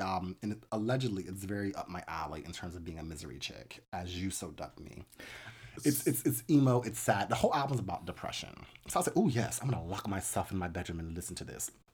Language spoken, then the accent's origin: English; United States; as an American